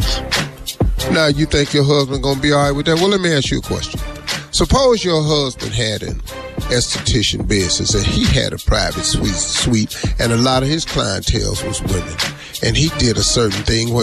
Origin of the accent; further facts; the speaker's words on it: Ohio, United States; I'm from Ohio